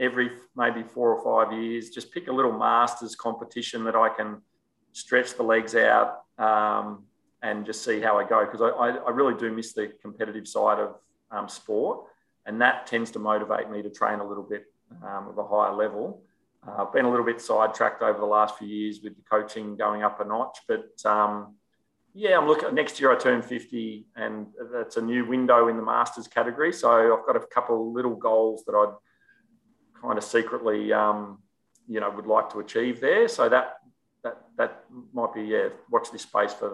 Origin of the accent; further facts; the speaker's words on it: Melbourne, Victoria, Australia; moved away as an adult; now in Gold Coast, Australia; where I grew up in Melbourne was down in Bayside